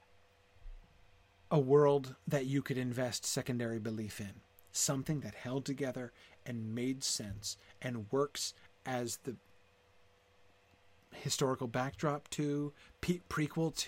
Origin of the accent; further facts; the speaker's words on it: United States; I'm an American